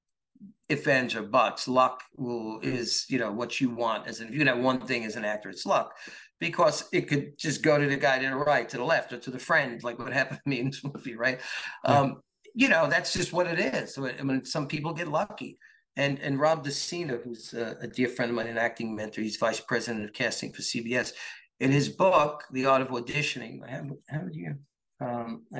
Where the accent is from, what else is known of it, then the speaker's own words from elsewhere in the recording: New York, United States; I'm a New York guy